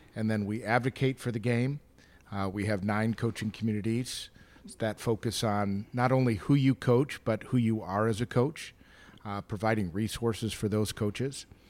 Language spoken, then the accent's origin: English; Chicago, Illinois, United States; I grew up in the Chicagoland area